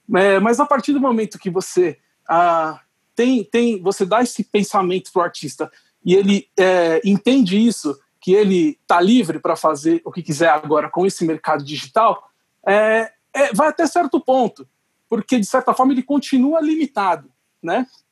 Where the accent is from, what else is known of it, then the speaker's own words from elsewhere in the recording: Brazil; a gente tem como brasileiro